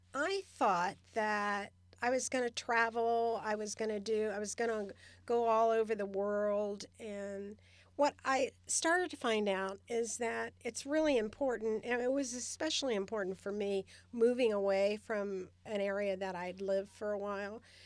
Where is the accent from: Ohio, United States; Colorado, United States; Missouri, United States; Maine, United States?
Ohio, United States; Cincinnati; moved away as an adult; also born or lived in Redwood City, California / Sacramento, California; now in Stockton, United States; I grew up in Cincinnati, Ohio. and I moved to California with my first husband in nineteen seventy-three